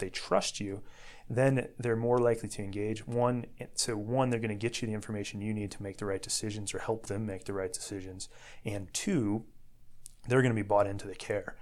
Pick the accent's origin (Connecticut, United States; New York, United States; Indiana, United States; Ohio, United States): Indiana, United States; Dyer; moved away as an adult; now in Chicago, United States; I grew up in Northwest Indiana. I was born and raised in Dyer.